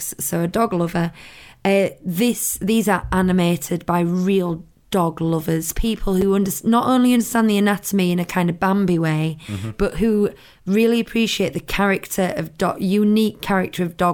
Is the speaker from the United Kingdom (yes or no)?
yes; United Kingdom; we're looking at it as British people